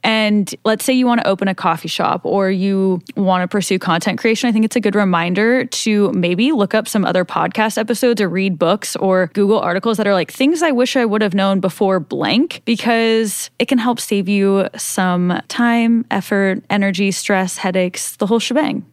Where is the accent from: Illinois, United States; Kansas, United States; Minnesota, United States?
Kansas, United States; I was born in Kansas